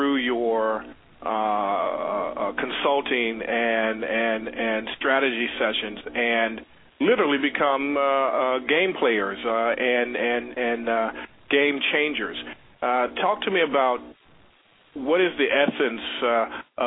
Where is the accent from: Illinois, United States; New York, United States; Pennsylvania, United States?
Illinois, United States; Chicago; moved away; my hometown, the Chi-Town